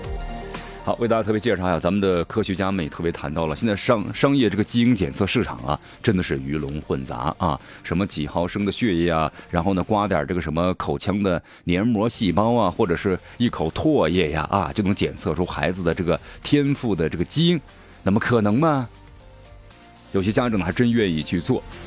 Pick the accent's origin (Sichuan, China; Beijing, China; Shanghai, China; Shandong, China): Sichuan, China; accent: Sichuanese; 用咱们四川话说